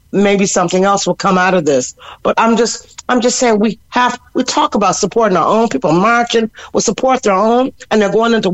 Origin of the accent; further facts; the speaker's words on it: Cork, Munster, Ireland; born there; born, born. I was born in Cork. My musical life was born in Cork.